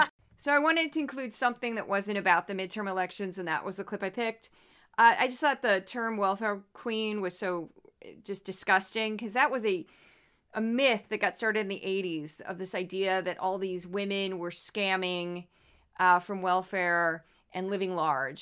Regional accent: St. Louis, Missouri, United States; moved away; I am from Saint Louis

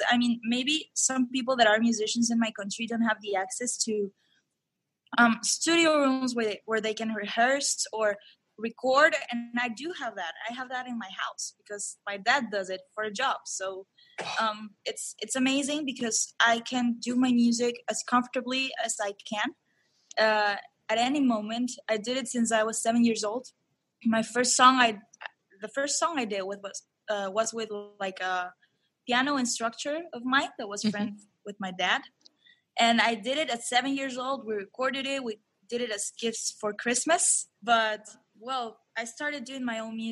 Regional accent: Lima, Peru; I lived in a beautiful place in Lima. It's called Miraflores.

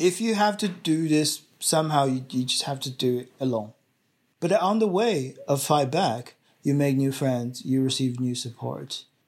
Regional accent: Shanghai, China; now in Australia; in China, in Shanghai, at my hometown

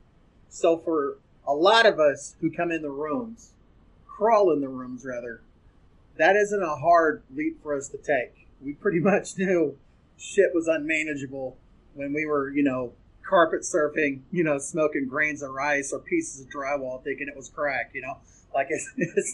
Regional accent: the South, United States; I'm from the South.

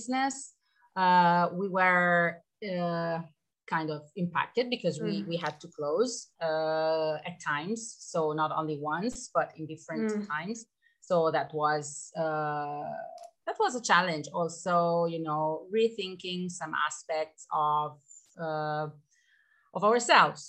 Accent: Pisa, Tuscany, Italy; moved away as an adult; now in Trentino-Alto Adige, Italy; I'm from Tuscany, from the town of Pisa, which I think everybody knows because of the Leaning Tower

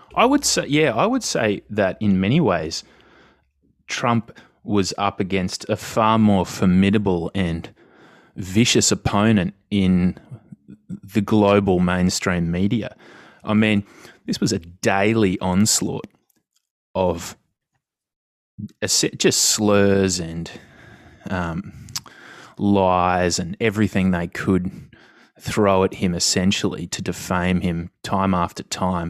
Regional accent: Australia; as an Australian

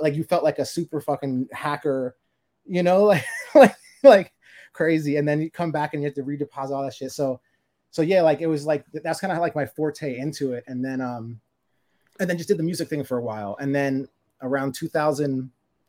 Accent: Florida, United States; I'm originally from Florida

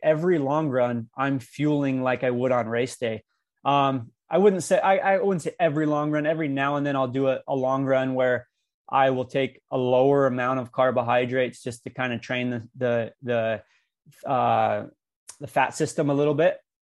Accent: Cedar City, Utah, United States; my hometown in Cedar City

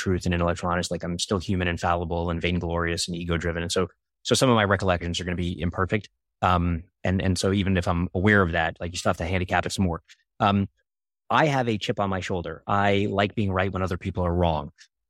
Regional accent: Brooklyn, New York, United States; growing up in Coney Island, Brooklyn, and being around scammers and being lied

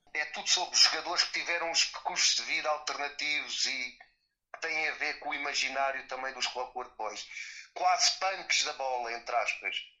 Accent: Algarve, Portugal; also born or lived in Lisbon; Eu sou do Algarve, mas em tempos tive bandas em Lisboa

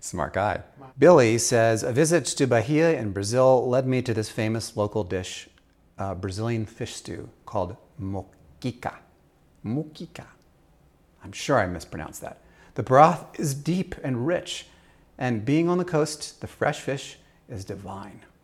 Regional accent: Austria; moved away; I grew up in Austria

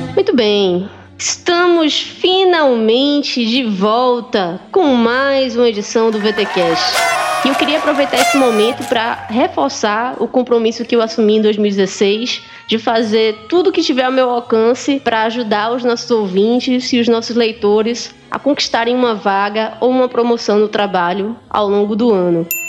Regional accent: Pernambuco, Brazil; pelo meu sotaque, eu sou de Pernambuco.

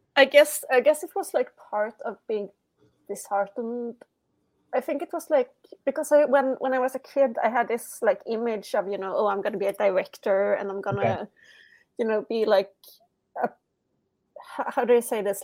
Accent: Sweden; English is a second language

